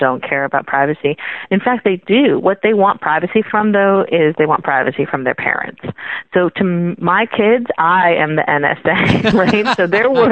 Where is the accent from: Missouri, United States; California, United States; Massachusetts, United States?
California, United States; Silicon Valley; I grew up in the Silicon Valley back when you used to pay money for software